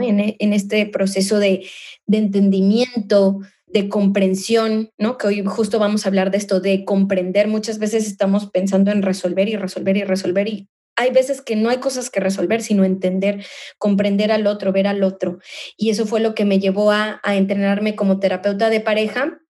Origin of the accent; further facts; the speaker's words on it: Mexico; now in Spain; soy mexicana, soy inmigrante, vivo en España